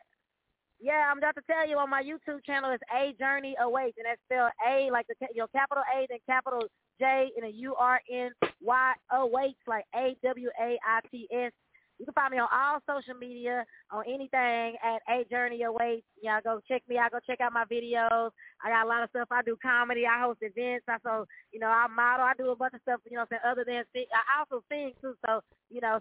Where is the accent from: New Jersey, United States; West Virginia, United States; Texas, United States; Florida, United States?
Texas, United States; Dallas; I'm from Dallas